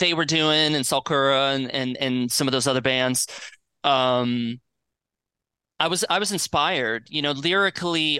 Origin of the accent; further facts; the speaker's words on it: Florida, United States; also born or lived in Gainesville, Florida; now in Nashville, United States; I grew up down in Florida